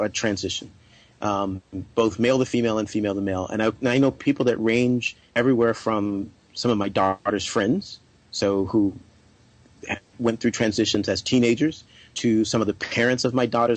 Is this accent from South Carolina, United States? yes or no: yes; South Carolina, United States; now in California, United States; I grew up in South Carolina